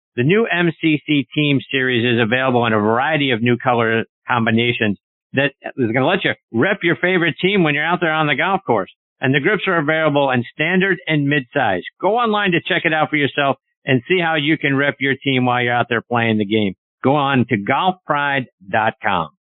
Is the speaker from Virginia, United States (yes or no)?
no; Pittsburgh, Pennsylvania, United States; my hometown of Pittsburgh, Pennsylvania